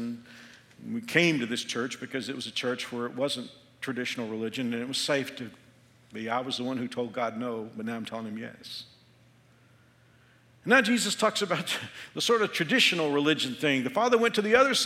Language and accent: English; Texas, United States; moved away as an adult; now in Kansas, United States; I'm from Texas.